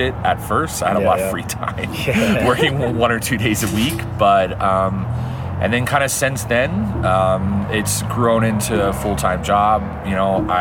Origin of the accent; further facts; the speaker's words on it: Dallas, Texas, United States; moved away; I grew up in Dallas, Texas